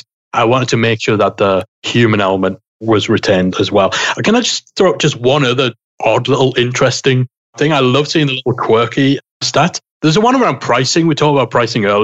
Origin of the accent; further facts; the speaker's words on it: United Kingdom; I'm British